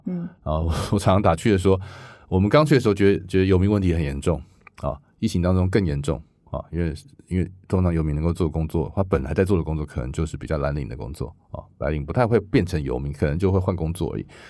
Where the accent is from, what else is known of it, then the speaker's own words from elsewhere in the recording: Taiwan; moved away as an adult; now in Silicon Valley, United States; 我是台湾来的，而且我认识台湾很多制造业，我在台湾又组过一个物联网的这个生态系